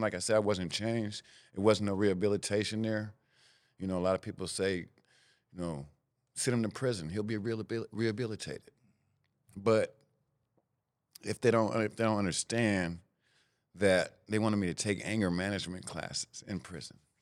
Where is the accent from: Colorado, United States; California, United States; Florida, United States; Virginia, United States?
California, United States; Sacramento; I grew up in Sacramento, California, the, the Del Paso Heights area, North Sac